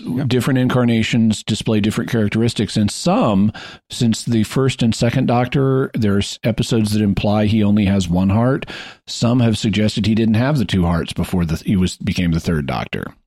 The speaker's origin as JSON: {"language": "English", "town": "Fayetteville", "region": "Arkansas", "country": "United States", "tie": "born or raised there", "said": "Fayetteville, Arkansas, where I, my hometown"}